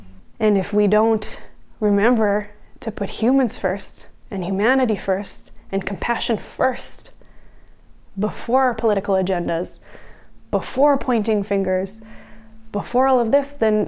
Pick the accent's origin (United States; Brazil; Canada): Canada; now in Israel; I was from Canada, living in Israel.